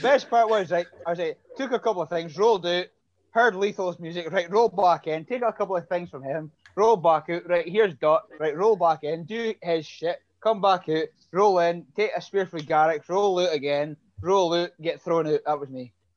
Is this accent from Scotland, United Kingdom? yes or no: yes; Aberdeen, Scotland, United Kingdom; Aberdeen, Scotland.